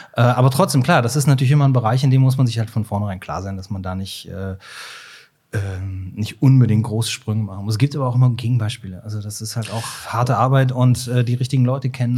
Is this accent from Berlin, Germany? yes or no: no; Cologne, North Rhine-Westphalia, Germany; ich komme ja aus Köln